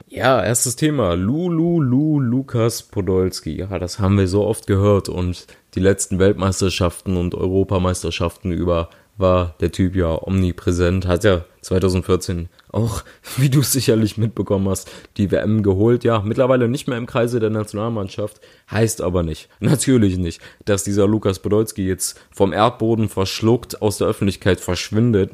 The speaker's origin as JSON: {"language": "German", "town": "Cologne", "region": "North Rhine-Westphalia", "country": "Germany", "said": "ich als Kölner"}